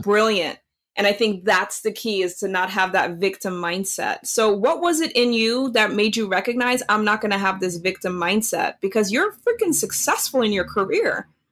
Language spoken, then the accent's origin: English; Netherlands; now in United States; growing up in Holland